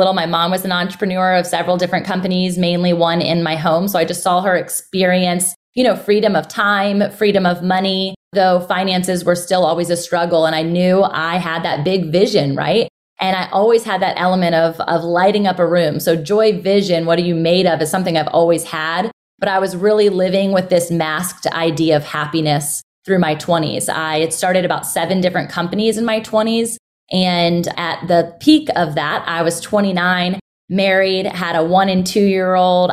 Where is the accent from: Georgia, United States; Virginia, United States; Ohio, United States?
Virginia, United States; Virginia Beach; I'm born and raised in Virginia Beach